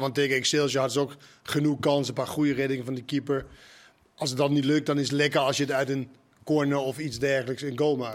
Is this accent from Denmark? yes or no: yes; Denmark; Dutch is a second language; moved away as an adult; also born or lived in Maastricht; now in Netherlands; we komen dan uit Denemarken